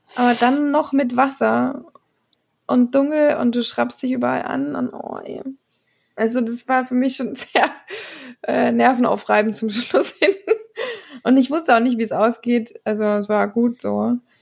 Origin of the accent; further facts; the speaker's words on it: Germany; now in Belgium; Und Flämisch kann man tatsächlich als Deutscher ziemlich gut lesen